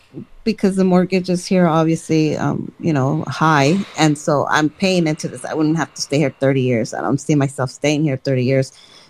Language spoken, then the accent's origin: English; Los Angeles, California, United States; So I was born here in Los Angeles.